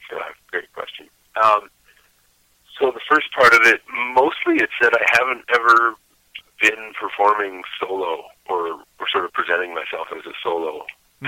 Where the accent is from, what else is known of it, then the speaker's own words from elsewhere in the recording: Bristol, Vermont, United States; Bristol specifically is where I was born and, and grew up